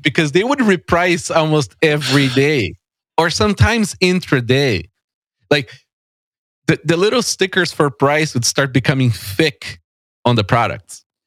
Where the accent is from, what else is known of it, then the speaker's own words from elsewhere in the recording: São Paulo, Brazil; moved away as an adult; now in Canada; I was born and raised in São Paulo